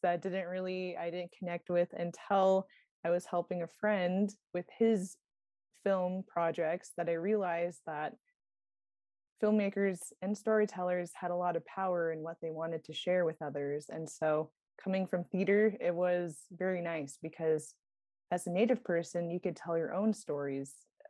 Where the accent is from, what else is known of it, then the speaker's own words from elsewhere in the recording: Stevens Village, Rampart, and the Navajo Nation, Alaska, United States; also born or lived in Flagstaff, Arizona; I'm originally from Stevens Village, Rampart, and the Navajo Nation, and I reside in Fairbanks, Alaska.